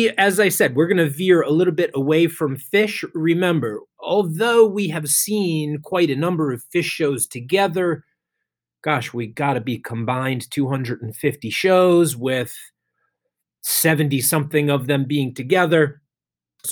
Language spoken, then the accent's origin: English; Holmdel, New Jersey, United States; It's now the PNC Bank Arts Center in Homedale, New Jersey. My hometown venue, grew up seeing shows there